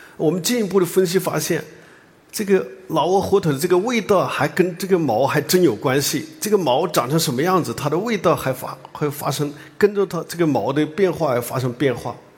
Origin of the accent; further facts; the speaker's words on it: Hunan, China; moved away as an adult; also born or lived in Yunnan; now in Beijing, China; 我呢，是在湖南长大的